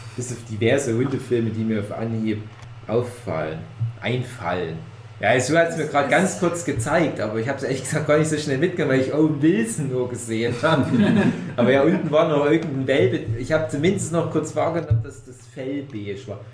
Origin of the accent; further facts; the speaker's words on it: East Germany, Germany; ich ein Kind des Ostens bin